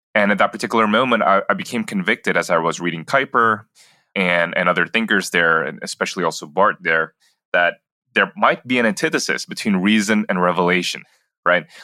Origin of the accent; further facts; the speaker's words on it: Jakarta, Indonesia; moved away as an adult; also born or lived in Singapore; I grew up in Jakarta, Indonesia, and then I did a five year stint growing up in Singapore as well, and then finished off middle school and high school back in Jakarta.